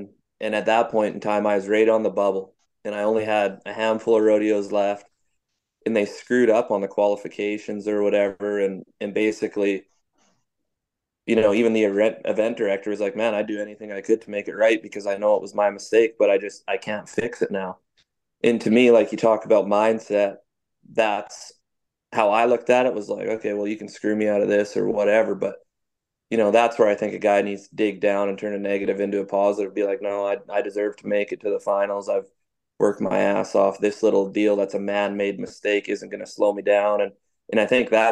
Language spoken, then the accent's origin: English; Abbotsford, British Columbia, Canada; I was born and raised in Abbotsford, BC